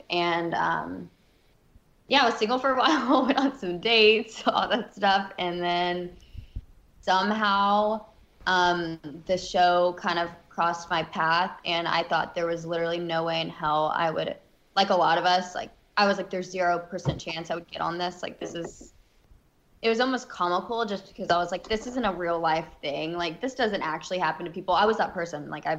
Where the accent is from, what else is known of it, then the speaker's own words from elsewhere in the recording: Alabama, United States; I'm from Alabama, so I was always just kind of like, you know, I'd only seen like the South really, and not done a bunch of traveling.